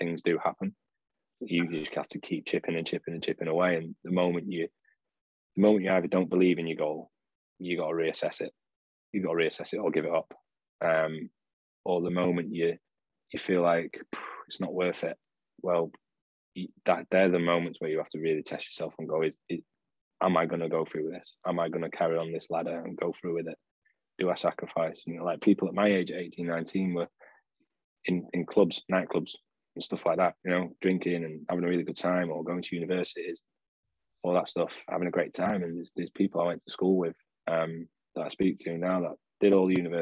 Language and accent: English; Sheffield, Yorkshire and the Humber, United Kingdom; moved away as an adult; also born or lived in Bolton; I was from Sheffield, but I was working in coaching in Bolton